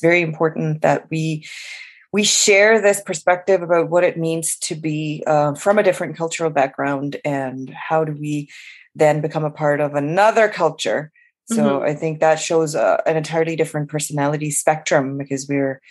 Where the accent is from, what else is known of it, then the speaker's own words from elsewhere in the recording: Pakistan; moved away as an adult; now in Canada; I started in Pakistan, I grew up in Pakistan, and I came to Canada in 2011